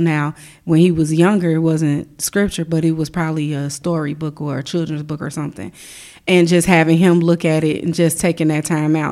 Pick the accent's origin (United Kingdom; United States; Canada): United States; Chicago, Illinois; I grew up in Chicago